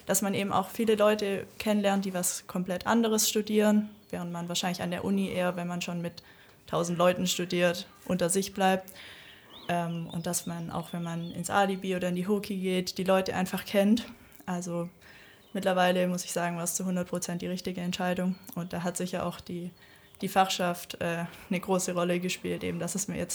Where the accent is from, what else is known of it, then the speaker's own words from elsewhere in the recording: Germany; Ich wollte eigentlich nach der Schule raus in eine große Stadt, weit weg. Ich komme auch von hier aus der Nähe